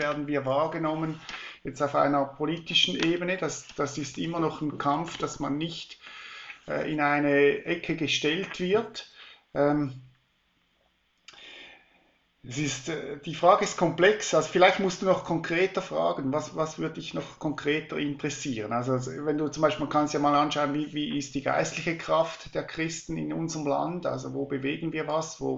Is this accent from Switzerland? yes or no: yes; Switzerland; Wenn ich den Deutschen Bundestag anschaue, da wird mir halb schlecht als Schweizer